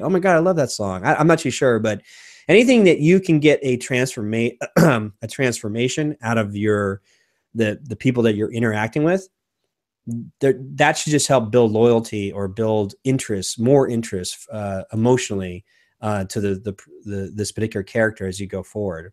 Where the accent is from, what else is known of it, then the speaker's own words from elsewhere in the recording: United States; as an American